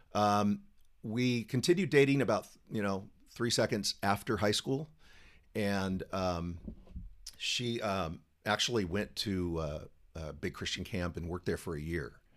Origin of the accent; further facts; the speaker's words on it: San Diego, California, United States; born and raised in San Diego, native